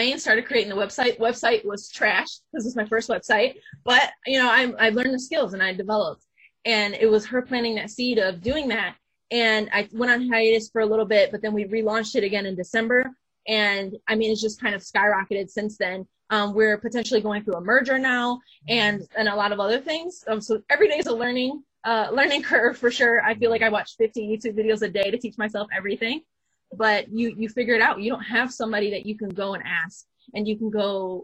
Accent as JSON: {"language": "English", "town": "Flint", "region": "Michigan", "country": "United States", "said": "I went to the University of Michigan Flint first, because I'm from Flint"}